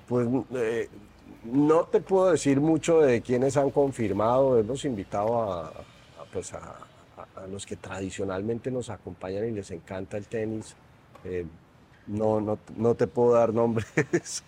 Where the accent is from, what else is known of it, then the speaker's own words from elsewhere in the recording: Colombia; moved away as an adult; now in Mexico City, Mexico; soy colombiano